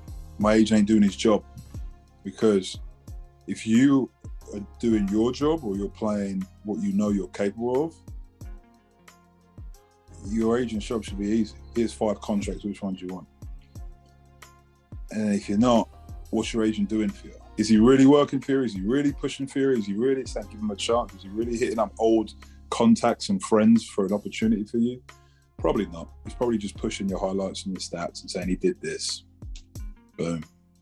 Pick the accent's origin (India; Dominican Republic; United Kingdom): United Kingdom; South East England; It hurts me because I'm from Kent and we thrive to think we had the best fish and chips in the world.